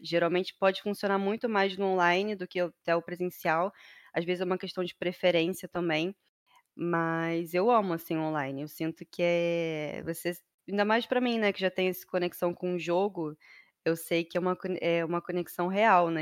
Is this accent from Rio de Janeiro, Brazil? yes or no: yes; Rio de Janeiro, Brazil; moro no Rio de Janeiro, desde que eu nasci sou carioca, né? Raiz.